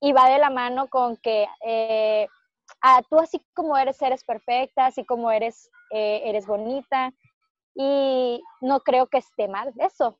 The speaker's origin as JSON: {"language": "Spanish", "town": "Culiacán", "region": "Sinaloa", "country": "Mexico", "tie": "born or raised there", "said": "nacimos en Culiacán"}